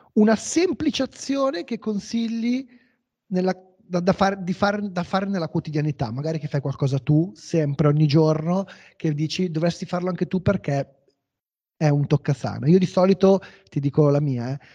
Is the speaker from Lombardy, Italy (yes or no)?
yes; Como, Lombardy, Italy; io sono di Como